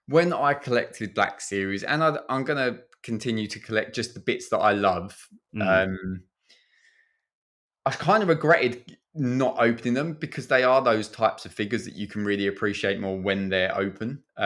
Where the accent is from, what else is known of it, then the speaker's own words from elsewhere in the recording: East of England, United Kingdom; I'm still clinging on to the Essex roots there. It's, I'm just over from the Dartford Bridge, so not too far.